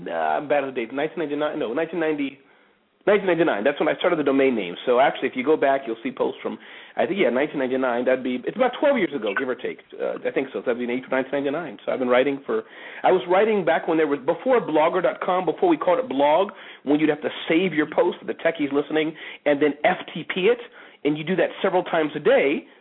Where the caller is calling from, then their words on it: Montclair, New Jersey, United States; Calling in from Montclair, New Jersey.